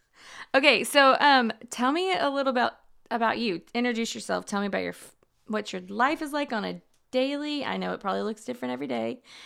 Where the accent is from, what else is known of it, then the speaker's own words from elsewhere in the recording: Houston, Texas, United States; growing up in Houston